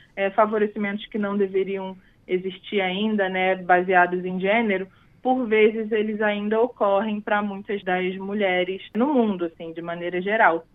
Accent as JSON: {"language": "Portuguese", "region": "Rio de Janeiro", "country": "Brazil", "tie": "born or raised there", "said": "Eu sou do Rio de Janeiro, cresci lá"}